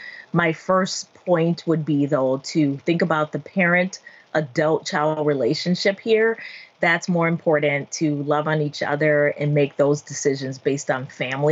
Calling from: Austin, Texas, United States; I'm calling in from Austin, Texas.

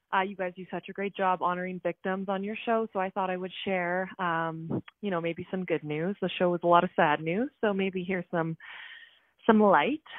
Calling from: Calgary, Alberta, Canada; I'm calling from Calgary, Alberta

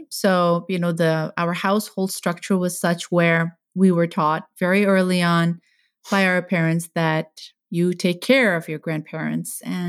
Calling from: Redondo Beach, California, United States; We are calling from Redondo Beach, California, where we live with our 2 children and our lovely dog, Hope.

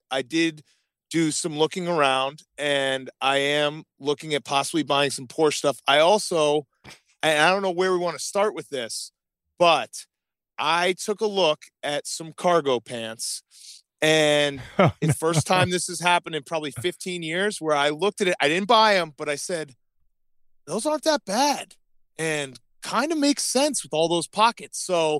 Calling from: Brooklyn, New York, United States; I'm actually calling from the Pet Boys in Brooklyn.

